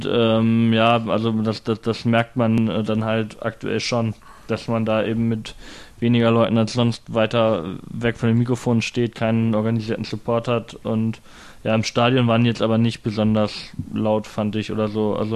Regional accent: Hildesheim, Lower Saxony, Germany; born there; Hey, wie redest du über meine Geburtsstadt, ja?

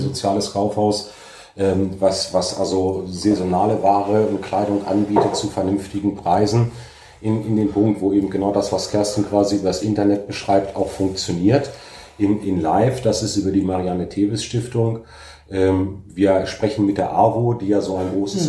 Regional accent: Alfeld, Lower Saxony, Germany; ich in meiner Heimat und Geburtsstadt engagiert, kompetent und mit wirklich Herzblut für unsere Sache kämpfe

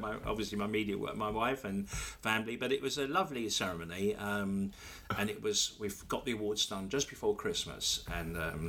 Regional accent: Ilford, London, United Kingdom; also born or lived in Surrey; now in Havering, United Kingdom; I'm a local resident. I've lived in Havering now since 1994. I was born initially in Ilford and moved to Surrey for a while, and then came back to this side of town back in January 1994.

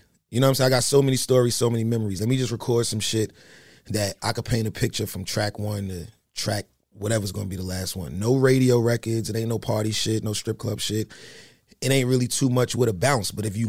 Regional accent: New York City, New York, United States; It's like, I grew up in New York City, in mm-hmm. Washington Heights.

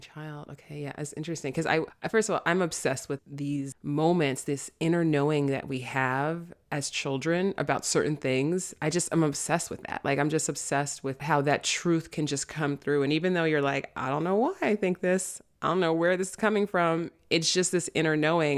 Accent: New York City, New York, United States; also born or lived in Manhattan; I grew up in the South Bronx

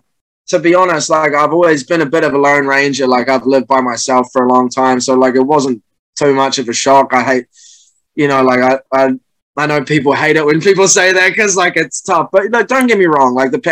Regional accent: New Zealand; Yeah, and you know, as a Kiwi, you follow the All Blacks too.

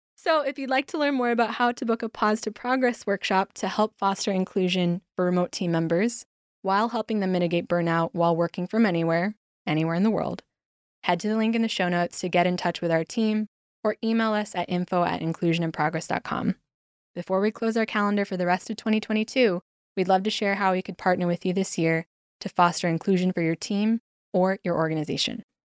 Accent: United States; moved away as an adult; now in Spain; as an American in Spain since 2010

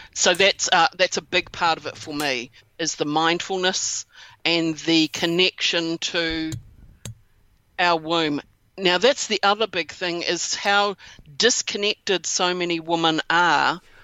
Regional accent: New Zealand; that's where I'm from is from New Zealand

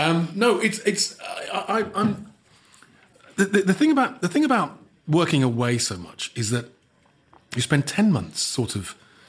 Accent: Birmingham, West Midlands, United Kingdom; I'm a Brummie, and you've taken me to a posh restaurant, so I'm going to finish everything.

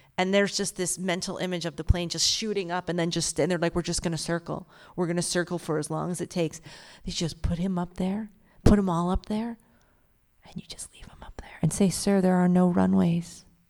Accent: Philadelphia, Pennsylvania, United States; I'm from Philadelphia, which is already a problem

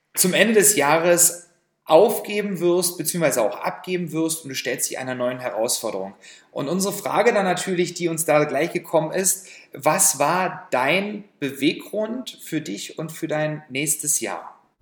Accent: Saxony, Germany; in meiner Heimat Sachsen

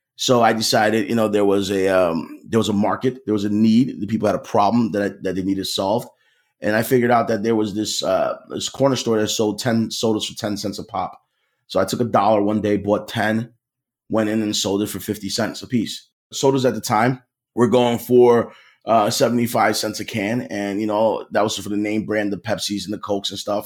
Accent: Philadelphia, Pennsylvania, United States; I grew up in Philly

